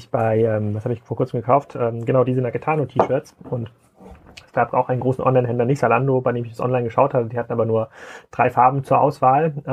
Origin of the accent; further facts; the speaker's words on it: Kiel, Schleswig-Holstein, Germany; und die meisten Hörer wissen, ja, ich komme ja aus Kiel